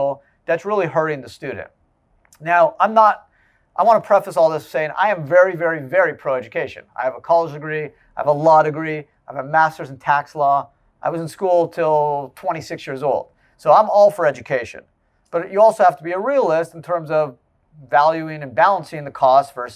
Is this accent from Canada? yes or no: yes; Canada; moved away; I grew up in Canada